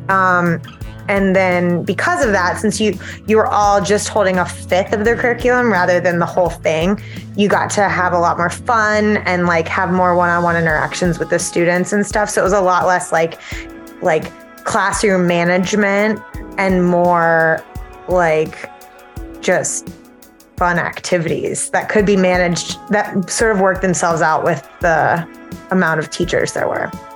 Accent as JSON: {"language": "English", "region": "South Carolina", "country": "United States", "moved": "as an adult", "lives_now": "Chicago, United States", "said": "I'm from South Carolina originally"}